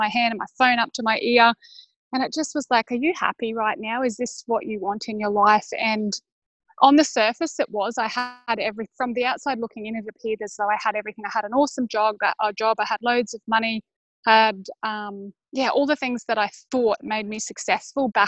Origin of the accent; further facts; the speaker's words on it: Brisbane, Queensland, Australia; I am from Brisbane, Australia